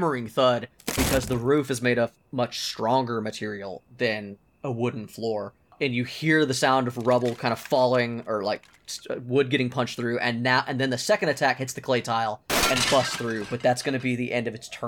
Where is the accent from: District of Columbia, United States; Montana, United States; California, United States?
California, United States; We are Californian